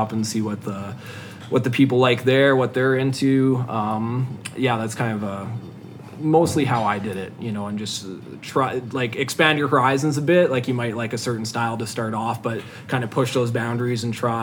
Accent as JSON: {"language": "English", "town": "Slave Lake", "region": "Alberta", "country": "Canada", "tie": "born or raised there", "moved": "as an adult", "lives_now": "Edmonton, Canada", "said": "I grew up in Slave Lake"}